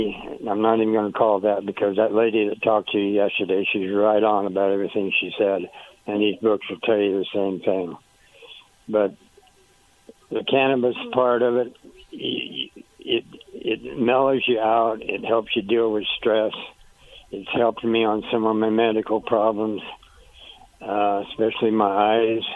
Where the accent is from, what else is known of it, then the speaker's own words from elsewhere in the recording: Nebraska, United States; I was born in Nebraska, and we didn't know anything about drugs and all